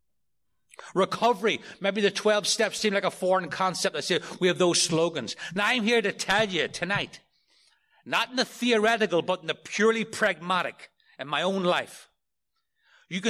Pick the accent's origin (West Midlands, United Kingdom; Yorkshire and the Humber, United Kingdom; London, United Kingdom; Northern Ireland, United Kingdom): Northern Ireland, United Kingdom; outside Belfast; moved away as an adult; now in New York City, United States; I grew up outside of Belfast in Northern Ireland